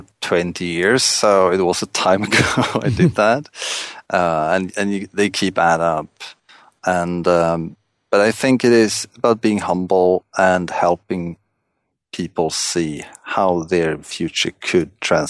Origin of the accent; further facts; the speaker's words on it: Stockholm, Stockholm County, Sweden; English is a second language; I'm from Stockholm, Sweden.